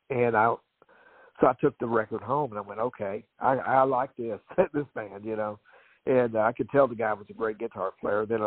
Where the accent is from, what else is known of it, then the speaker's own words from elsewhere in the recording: Louisville, Kentucky, United States; But but I would go to Louisville because I'm from Louisville originally